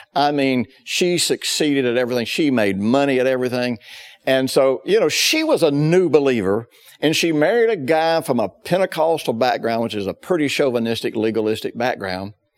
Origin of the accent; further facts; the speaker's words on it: the South, United States; I grew up in the South in the fifties